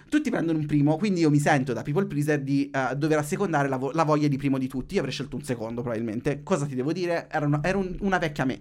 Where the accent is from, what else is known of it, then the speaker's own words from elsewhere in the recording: Marche, Italy; Io sono marchigiano